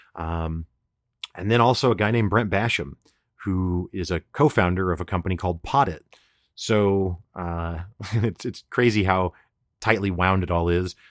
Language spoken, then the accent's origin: English; Springfield, Missouri, United States; I'm a guy from Springfield, Missouri that's never traveled